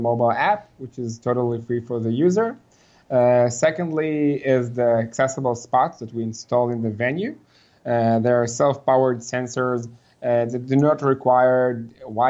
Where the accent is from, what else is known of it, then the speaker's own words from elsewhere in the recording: Israel; Grown up here in Israel, where I'm currently talking with you.